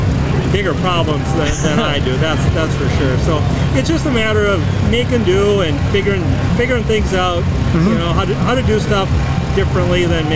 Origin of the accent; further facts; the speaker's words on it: Minnesota, United States; kind of closer to my hometown back in, they're back in Minnesota.